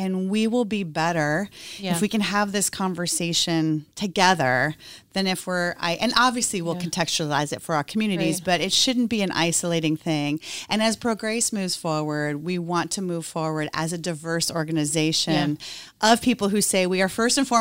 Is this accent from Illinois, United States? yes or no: yes; Peoria, Illinois, United States; moved away; I'm from Peoria, Illinois